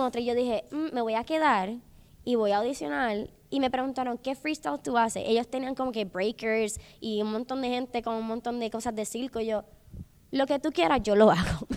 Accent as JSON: {"language": "Spanish", "country": "Puerto Rico", "moved": "as an adult", "lives_now": "Los Angeles, United States", "said": "yo, yo, yo soy de Puerto Rico"}